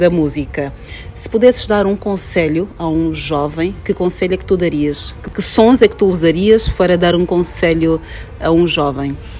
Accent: Angola; sou angolana e tenho Sim. aquelas características da região em que eu nasci

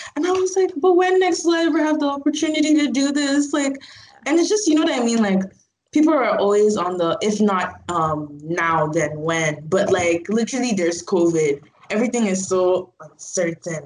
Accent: Port Harcourt, Rivers State, Nigeria; I'm from Port Harcourt, so that's like in the south.

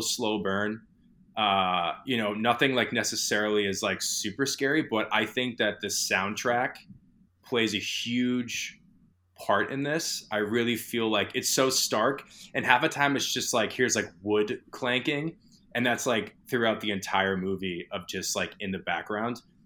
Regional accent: New England, United States; I'm from New England

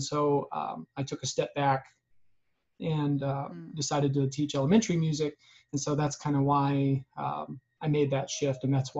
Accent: Oklahoma, United States; also born or lived in Seattle; I'm originally from Oklahoma.

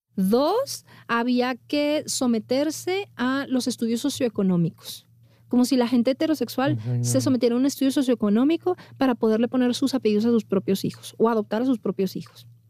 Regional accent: Monterrey, Nuevo León, Mexico; moved away as an adult; now in Mexico City, Mexico; como niña bien de Monterrey

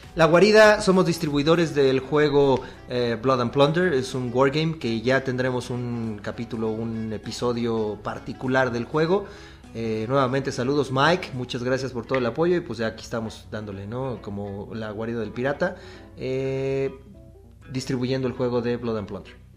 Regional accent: Mexico; uno como mexicano

